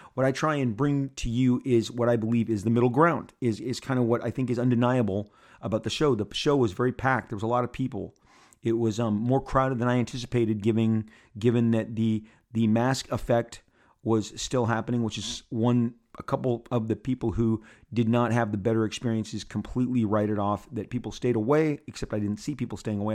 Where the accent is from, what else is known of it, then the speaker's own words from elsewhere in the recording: Southern California, United States; I'm born and raised in Southern California. I live in Orange County